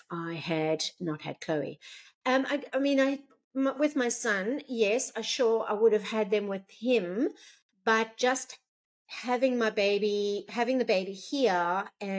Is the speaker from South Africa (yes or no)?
yes; South Africa; moved away as an adult; now in Gold Coast, Australia; So I was born in South Africa and lived there until the age of around 32.